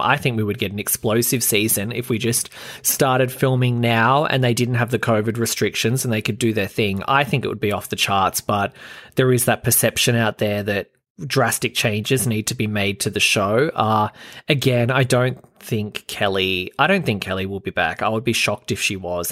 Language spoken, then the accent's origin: English; Australia; I'm Australian